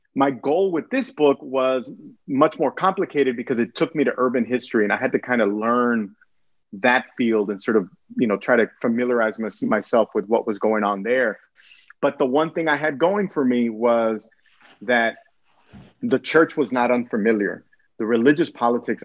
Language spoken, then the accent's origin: English; Brownsville, Texas, United States; also born or lived in Archbold, Ohio; we came back home because I was born in Brownsville